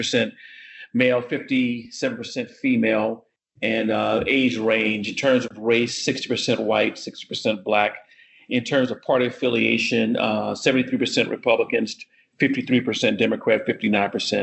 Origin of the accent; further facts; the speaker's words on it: Virginia, United States; my home state of Virginia